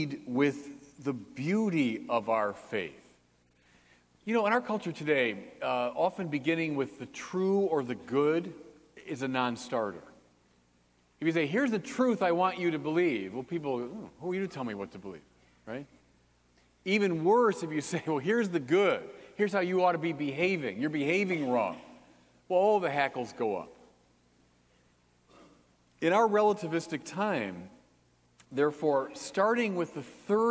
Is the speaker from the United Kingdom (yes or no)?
no; Detroit, Michigan, United States; now in Chicago, United States; I grew up outside Detroit, and my dad took my brother and me to a Tigers game in the summer of 1967